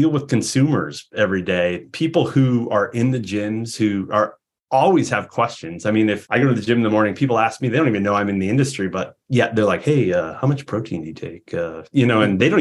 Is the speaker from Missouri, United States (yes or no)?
no; Peoria, Illinois, United States; moved away; I'm from Peoria, Illinois originally